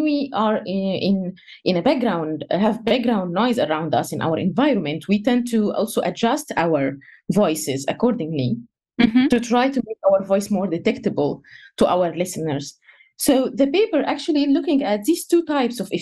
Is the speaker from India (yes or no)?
no; Egypt; first language Egyptian Arabic; English is a second language; moved away; I'm Egyptian, so my native language is Egyptian Arabic